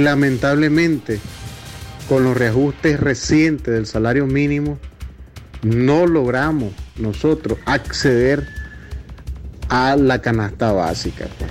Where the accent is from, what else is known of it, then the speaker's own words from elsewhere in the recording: Nicaragua; nosotros como nicaragüenses